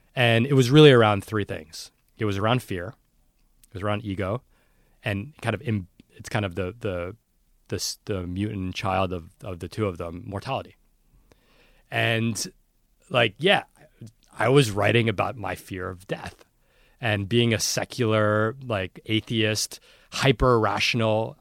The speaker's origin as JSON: {"language": "English", "town": "New York City", "region": "New York", "country": "United States", "tie": "born or raised there", "said": "I grew up in New York City"}